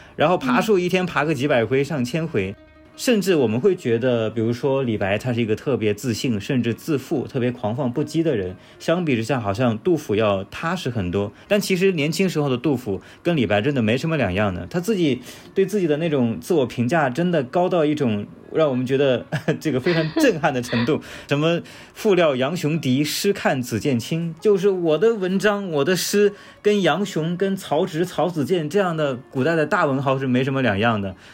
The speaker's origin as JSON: {"language": "Chinese", "country": "China", "said": "我们中国人"}